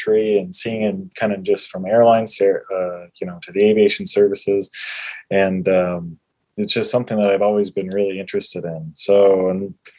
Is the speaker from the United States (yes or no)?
yes; Moorhead, Minnesota, United States; also born or lived in Fargo, North Dakota / Nashville, Tennessee; I'm from Fargo. Moorhead, Minnesota. It's a suburb of Fargo